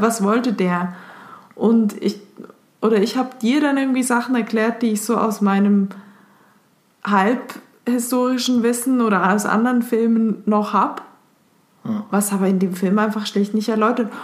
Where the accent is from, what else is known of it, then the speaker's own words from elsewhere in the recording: Switzerland; ich als Schweizerin